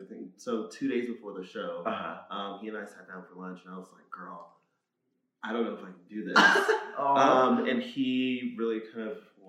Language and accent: English; Orangeburg, South Carolina, United States; Born and raised, Orangeburg, South Carolina. It's a small town.